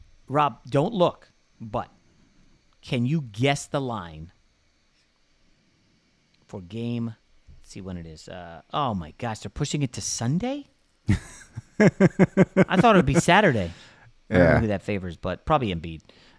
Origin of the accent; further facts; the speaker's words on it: New York, United States; as a New Yorker, I'm conditioned to not like Boston sports.